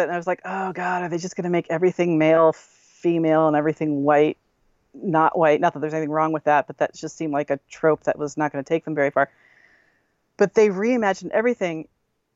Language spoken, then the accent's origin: English; Connecticut, United States; I grew up in Connecticut, down by the city